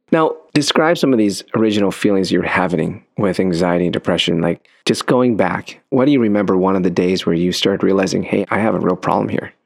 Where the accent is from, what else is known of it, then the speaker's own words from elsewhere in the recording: United States; born in the States